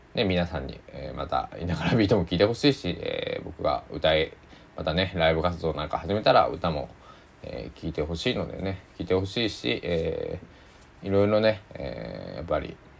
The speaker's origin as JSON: {"language": "Japanese", "town": "Susaki", "region": "Kochi", "country": "Japan", "tie": "born or raised there", "said": "高知県の須崎市っていうところに生まれ育ちました"}